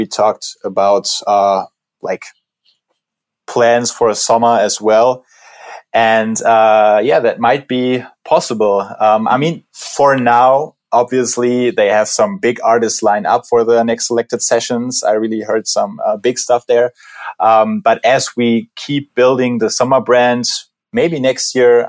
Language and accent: English; Berlin, Germany; we're both from Berlin